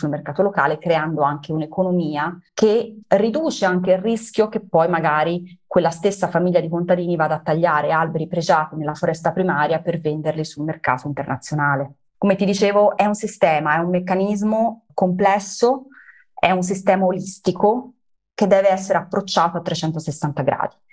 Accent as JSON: {"language": "Italian", "country": "Italy", "tie": "born there", "said": "Noi siamo italiani nati in Italia, quindi siamo molto legati anche al nostro territorio"}